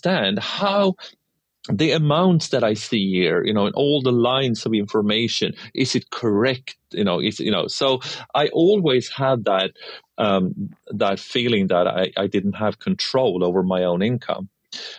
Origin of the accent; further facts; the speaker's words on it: Sweden; from my hometown in Sweden